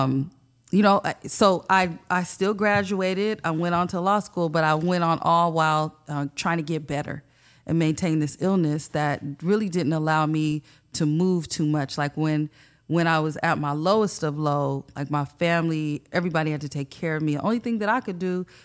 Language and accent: English; San Diego, California, United States; also born or lived in Bonita, California; I grew up in Paradise Hills.